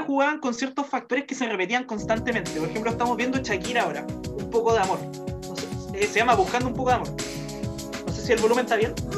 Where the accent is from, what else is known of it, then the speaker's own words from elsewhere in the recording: Viña del Mar, Valparaíso, Chile; moved away; me acuerdo así como de mis primeros recuerdos en Viña